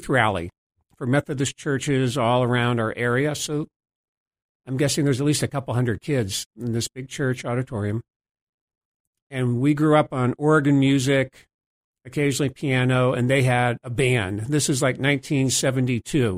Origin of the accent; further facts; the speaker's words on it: DuBois, Pennsylvania, United States; moved away as an adult; also born or lived in Hanover, New Hampshire; now in Boston, United States; I grew up in a small town in western Pennsylvania. It's called Dubois